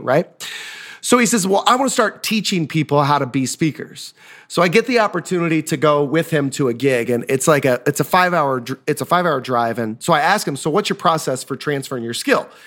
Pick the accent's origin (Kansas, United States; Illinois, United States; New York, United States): Kansas, United States; Osawatomie; I grew up in Osawatomie, Kansas, home of the state hospital.